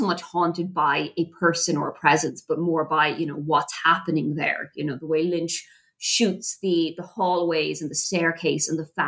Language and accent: English; Ireland; I'm Irish